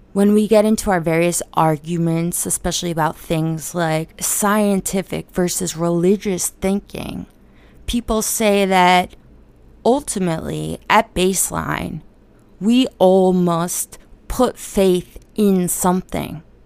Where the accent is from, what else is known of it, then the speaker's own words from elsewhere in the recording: United States; I'm from America